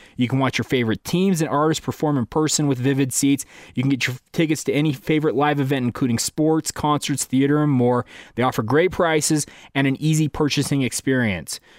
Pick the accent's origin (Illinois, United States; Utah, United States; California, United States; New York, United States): Utah, United States; Orem; also born or lived in Saratoga Springs, Utah; I grew up in Orem, Utah